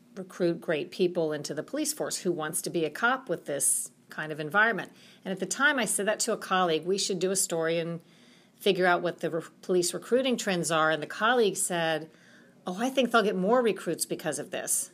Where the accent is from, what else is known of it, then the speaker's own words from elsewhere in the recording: Florida, United States; I'm from Florida